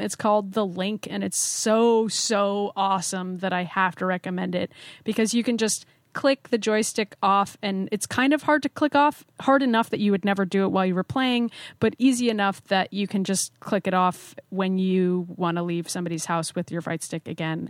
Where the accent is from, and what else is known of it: United States